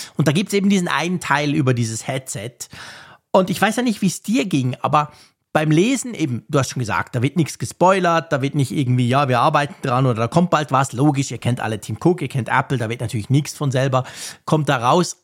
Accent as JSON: {"language": "German", "region": "Bern", "country": "Switzerland", "said": "wir Berner"}